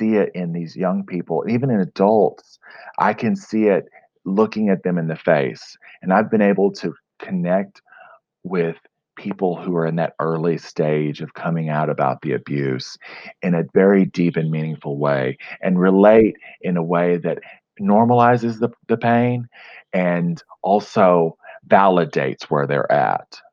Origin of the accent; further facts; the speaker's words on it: Fort Smith, Arkansas, United States; also born or lived in New York City; I split my time between my hometown, Fort Smith, Arkansas, and New York City